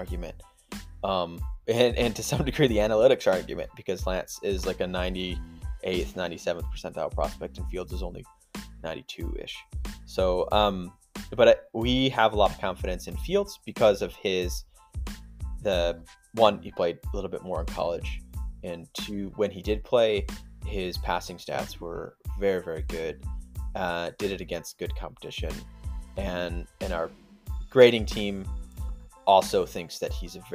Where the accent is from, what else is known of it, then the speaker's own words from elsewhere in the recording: Detroit, Michigan, United States; I'm from Detroit